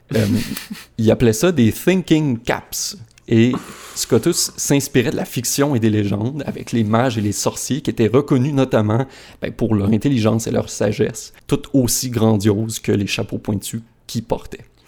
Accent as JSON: {"language": "French", "town": "Saguenay", "region": "Quebec", "country": "Canada", "said": "Mes parents habitent sur la rue du plein air à Chicoutimi"}